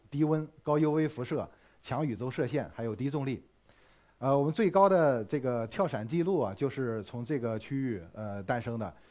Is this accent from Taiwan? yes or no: no; China; 我们中国人